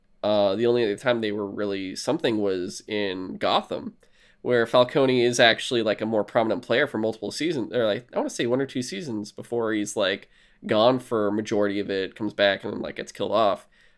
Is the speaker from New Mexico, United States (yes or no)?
no; New York, United States; I don't know why I'm from New York, but this is how it's going to be.